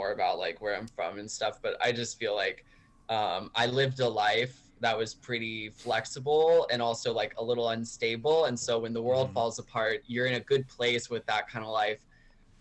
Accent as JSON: {"language": "English", "town": "Mechanicsville", "region": "Virginia", "country": "United States", "tie": "born or raised there", "also_born_or_lived": "Medina County, Ohio", "moved": "yes", "lives_now": "New York City, United States", "said": "we moved to Mechanicsville, Virginia, which is probably like outside of Richmond. It has like a very rural character to it"}